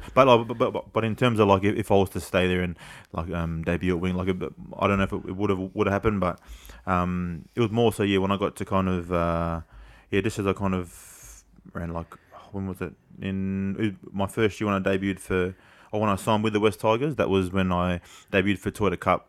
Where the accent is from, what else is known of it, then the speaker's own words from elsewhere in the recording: Sydney, New South Wales, Australia; also born or lived in Camperdown; I grew up in Glebe